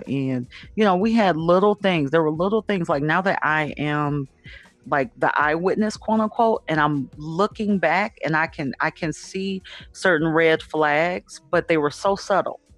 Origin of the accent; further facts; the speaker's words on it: Detroit, Michigan, United States; also born or lived in Southfield, Michigan; I'm from Detroit